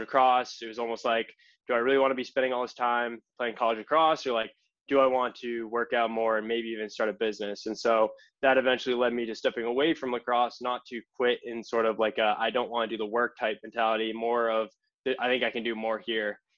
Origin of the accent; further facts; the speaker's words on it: Hingham, Massachusetts, United States; grew up in Hingham, Massachusetts my entire life, uh, like 25 minutes south of Boston